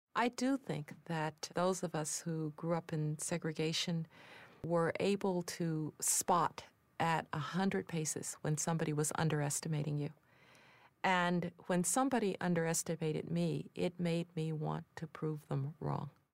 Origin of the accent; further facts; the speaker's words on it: Birmingham, Alabama, United States; I was growing up in Birmingham, Alabama